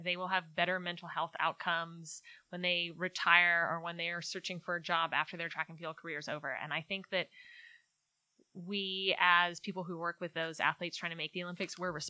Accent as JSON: {"language": "English", "region": "Scotland", "country": "United Kingdom", "tie": "born there", "said": "Born in Scotland, so I graduated from Rice in 2009, and because I was born in Scotland, I had that opportunity to compete in the Commonwealth Games in 2010"}